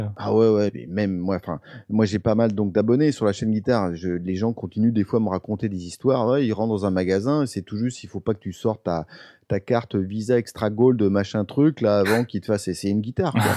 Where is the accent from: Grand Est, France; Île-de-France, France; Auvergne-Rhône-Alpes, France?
Île-de-France, France; Paris; je suis parisien, je suis d'un Paris, donc les magasins de Pigalle, je les connais par cœur